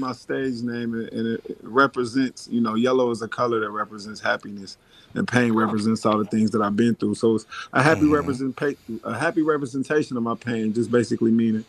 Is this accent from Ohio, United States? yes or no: yes; Dayton, Ohio, United States; But yeah, I grew up in Dayton, Ohio, though. Dayton, Ohio.